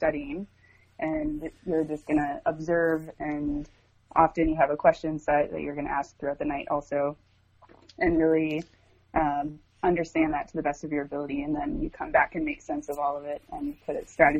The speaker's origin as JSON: {"language": "English", "region": "small town northern Wisconsin", "country": "United States", "moved": "as an adult", "lives_now": "Portland, United States", "said": "I'm originally from Wisconsin, small town northern Wisconsin. And I've been living now out in Portland, Oregon for almost 7 years."}